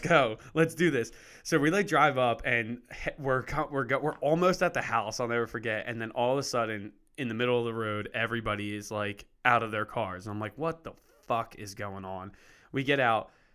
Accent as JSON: {"language": "English", "town": "Lansdale", "region": "Pennsylvania", "country": "United States", "tie": "born or raised there"}